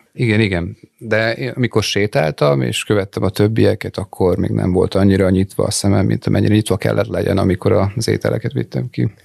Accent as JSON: {"language": "Hungarian", "town": "Dunakeszi", "region": "Pest", "country": "Hungary", "tie": "born or raised there", "said": "én Dunakeszin nőttem fel, és az majd, hogy nem Budapesthez tartozik."}